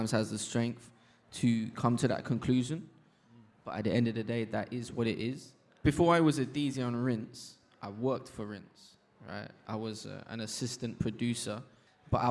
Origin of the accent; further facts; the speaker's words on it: New York, United States; I was born in New York as well